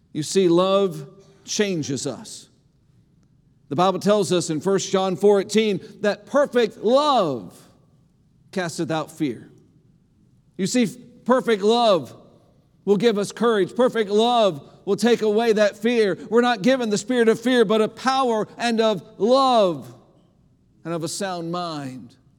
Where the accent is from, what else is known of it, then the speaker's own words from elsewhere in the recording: Indiana, United States; moved away as an adult; now in Lompoc, United States; the county that I grew up in in Indiana